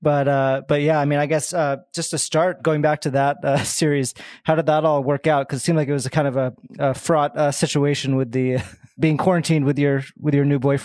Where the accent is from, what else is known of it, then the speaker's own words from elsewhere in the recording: Boston, Massachusetts, United States; also born or lived in New York; now in Los Angeles, United States; I'm from Boston, so I'm East Coast originally. Okay. But now I've been out here for like almost 9 years. So now I feel like I've been here as long as I was in New York almost.